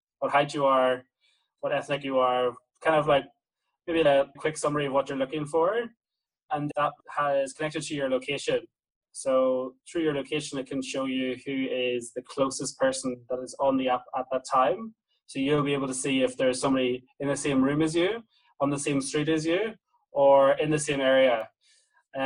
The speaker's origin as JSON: {"language": "English", "region": "Northern Ireland", "country": "United Kingdom", "also_born_or_lived": "Berlin", "moved": "yes", "lives_now": "Australia", "said": "I'm from Northern Ireland"}